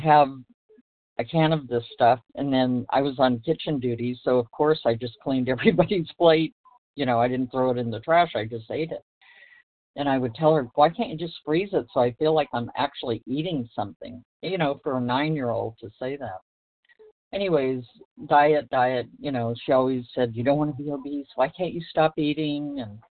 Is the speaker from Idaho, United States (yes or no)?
no; Los Angeles, California, United States; I was born in Los Angeles